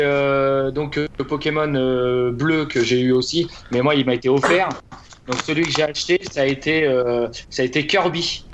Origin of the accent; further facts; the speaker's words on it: Montargis, Centre-Val de Loire, France; je viens de Montargis